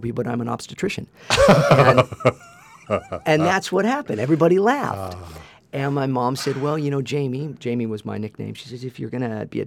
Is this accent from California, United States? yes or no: yes; Santa Barbara, California, United States; born and raised in Santa Barbara